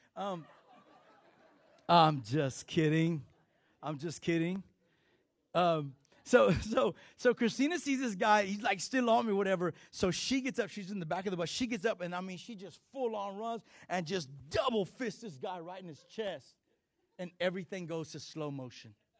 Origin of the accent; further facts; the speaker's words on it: Texas, United States; I'm Mexican and I'm Texan.